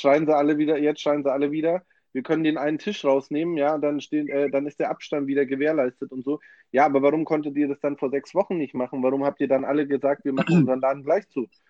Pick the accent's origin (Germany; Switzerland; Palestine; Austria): Germany; bei uns in Deutschland